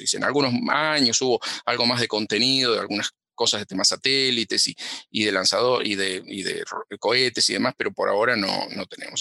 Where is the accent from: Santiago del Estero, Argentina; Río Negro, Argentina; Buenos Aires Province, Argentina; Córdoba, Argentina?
Buenos Aires Province, Argentina; Cañuelas; moved away as an adult; now in United States; yo nací en Cañuelas, sí, sí, sí, nací en Cañuelas